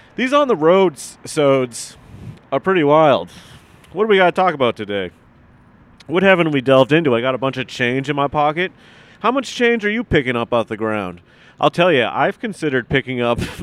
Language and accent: English; Massachusetts, United States; I grew up in Massachusetts